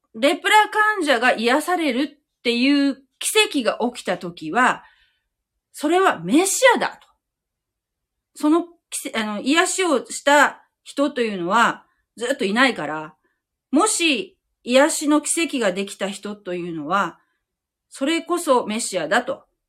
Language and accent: Japanese; Japan